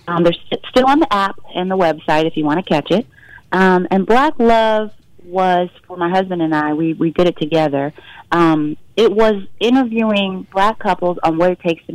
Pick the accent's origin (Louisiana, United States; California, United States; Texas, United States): Texas, United States; Fort Worth; I mean, I'm from Fort Worth, Texas, but my whole family went to Howard.